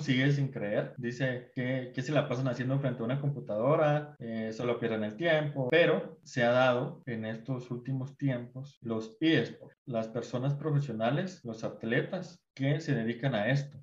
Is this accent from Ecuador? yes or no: no; Guatemala; como guatemaltecos